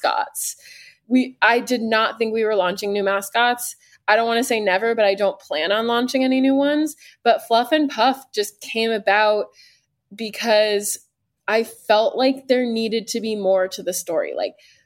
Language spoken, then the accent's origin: English; Arizona, United States; moved away; I'm from Arizona originally